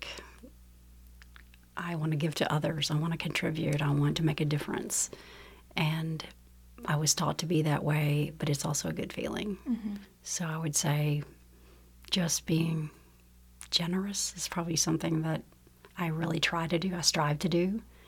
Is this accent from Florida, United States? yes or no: no; Frankfort, Kentucky, United States; also born or lived in Berea, Kentucky; I was born actually in Berea, but moved to Frankfort when I was just an infant